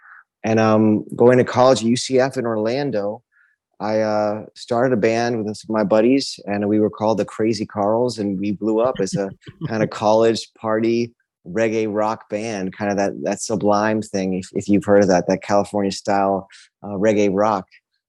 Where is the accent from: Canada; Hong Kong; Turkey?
Hong Kong; born there; also born or lived in Norway / New York City / Texas / Miami; I was born in Hong Kong, Norway, came back to New York City and then Texas and then Miami really was where I kind of came into who